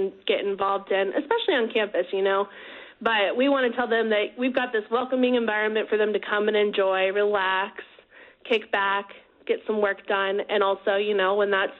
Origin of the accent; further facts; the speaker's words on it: Wichita, Kansas, United States; I grew up here in Wichita, actually.